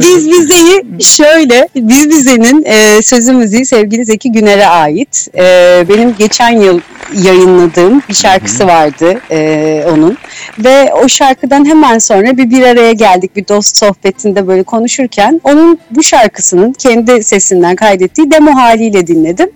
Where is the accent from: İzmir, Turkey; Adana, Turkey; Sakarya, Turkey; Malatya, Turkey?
İzmir, Turkey; bir İzmirliyim.